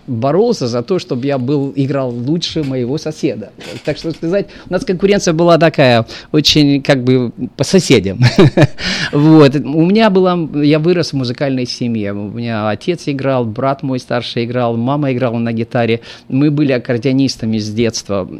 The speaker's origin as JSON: {"language": "Russian", "country": "Moldova", "moved": "yes", "said": "Это мои, как бы, братья земляки, во-первых. Я сам из Молдавии"}